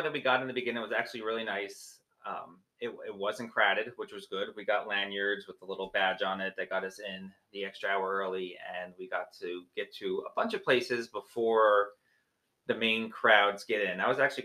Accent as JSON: {"language": "English", "region": "New Jersey", "country": "United States", "said": "we're from New Jersey and we're minimum an hour and a half from New York"}